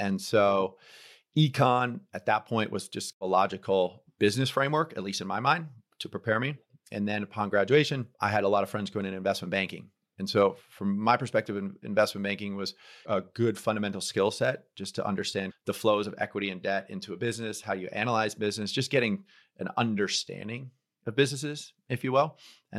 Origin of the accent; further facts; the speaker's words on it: Rye, New York, United States; So I was born in 1973 in Rye, New York. I'm the eldest of five. Grew up going to Catholic school. Then I went to our local public school, which is Rye High School.